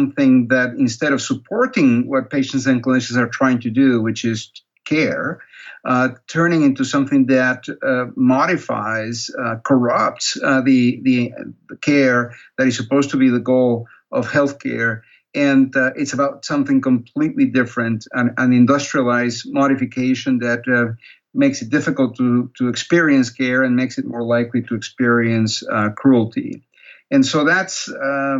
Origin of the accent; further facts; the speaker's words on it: Peru; moved away as an adult; also born or lived in Canada; now in United States; I'm originally from Peru. That's where I was born. That's where I grew up